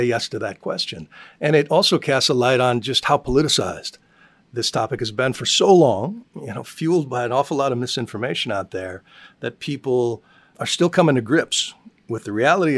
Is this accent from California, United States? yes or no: no; Colorado, United States; I grew up in Colorado.